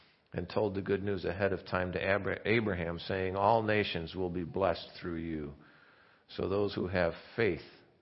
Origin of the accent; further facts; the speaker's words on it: Indiana, United States; I'm from Indiana